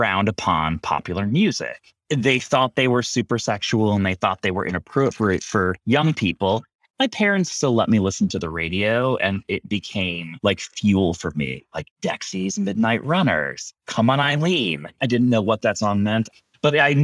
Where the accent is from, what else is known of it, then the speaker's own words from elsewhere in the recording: Rochester, New York, United States; I grew up in Rochester, New York, like Canada, New York.